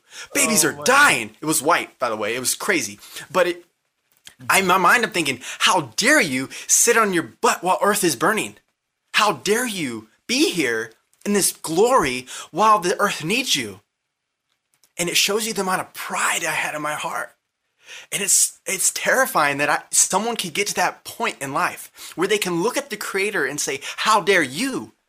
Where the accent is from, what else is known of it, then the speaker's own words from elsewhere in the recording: Lake Dallas, Texas, United States; born there; When I was born in 1995 in Lake Dallas, Texas, I saw myself clearly as a little baby.